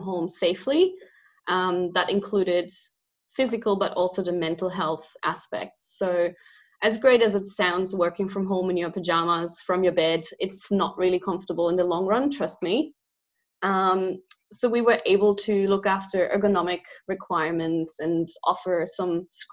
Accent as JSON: {"language": "English", "country": "Germany", "moved": "yes", "lives_now": "Australia", "said": "I'm originally from Germany, but I've lived, studied and worked in a lot of different countries before I've ended up in Australia"}